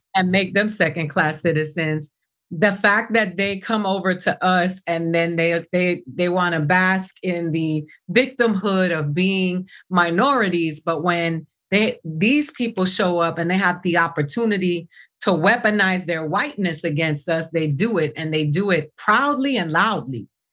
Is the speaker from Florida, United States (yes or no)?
yes; Miami, Florida, United States; I grew up in Miami